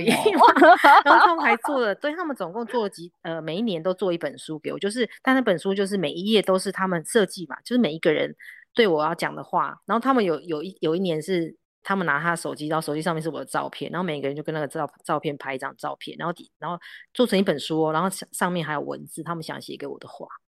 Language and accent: Chinese; Yilan County, Taiwan; 因为我们在宜兰山上长大，都爬树啊什么什么